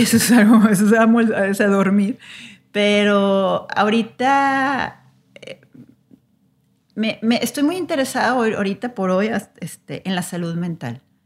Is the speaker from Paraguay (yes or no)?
no; Mexico; nosotros como mexicanos